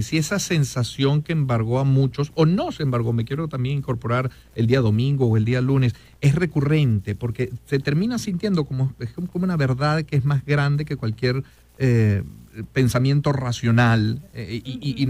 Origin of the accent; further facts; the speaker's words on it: Venezuela; somos inmediatistas los venezolanos